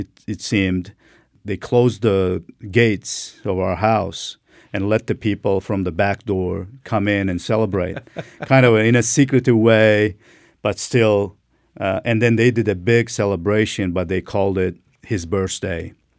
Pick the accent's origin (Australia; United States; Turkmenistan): Turkmenistan; English is a second language; Yeah, during the Soviet time, you know, I was born in 73, you know, almost last